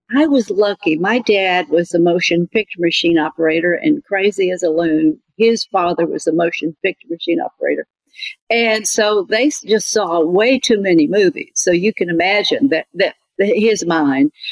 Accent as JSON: {"language": "English", "town": "Birmingham", "region": "Alabama", "country": "United States", "said": "Where are you from? And I said, Birmingham"}